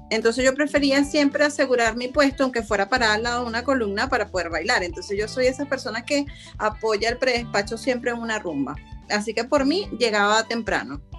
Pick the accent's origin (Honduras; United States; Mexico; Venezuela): Venezuela; now in Chile; nosotros como venezolanos